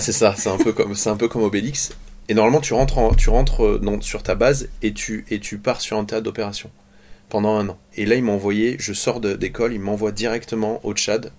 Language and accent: French; Andernos-les-Bains, Nouvelle-Aquitaine, France; je suis né ici sur le, sur le bassin d'Arcachon, enfin toute ma famille